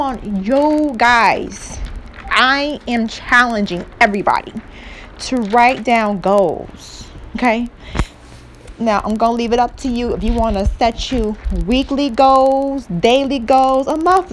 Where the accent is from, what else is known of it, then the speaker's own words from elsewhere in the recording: Cleveland, Ohio, United States; I am from Cleveland, Ohio